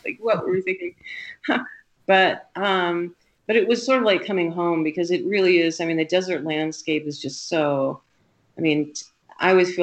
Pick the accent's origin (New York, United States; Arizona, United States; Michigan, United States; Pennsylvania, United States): Arizona, United States; Tucson; also born or lived in Europe / Las Vegas; now in Colorado, United States; I grew up in Tucson when Tucson was kind of a small town